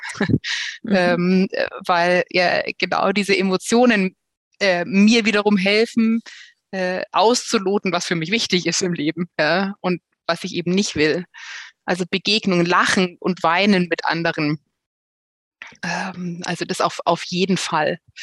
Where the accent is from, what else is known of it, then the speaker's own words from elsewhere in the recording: Bavaria, Germany; hier bei uns in Bayern